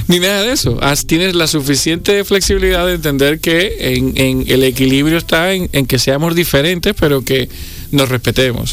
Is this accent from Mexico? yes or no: no; Dominican Republic; los dominicanos que somos frugales